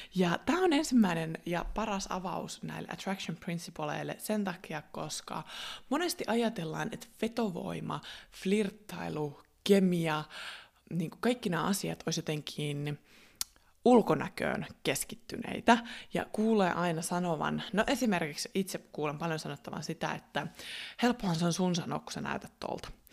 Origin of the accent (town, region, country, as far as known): Finland; first language Finnish; also born or lived in Australia